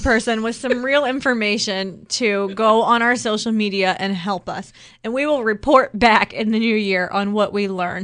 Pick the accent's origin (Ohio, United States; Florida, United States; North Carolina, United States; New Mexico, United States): Ohio, United States; growing up in Ohio